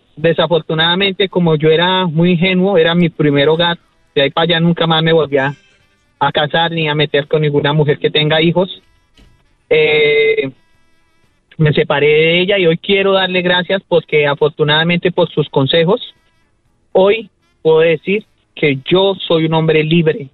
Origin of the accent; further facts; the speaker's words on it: Colombia; soy colombiano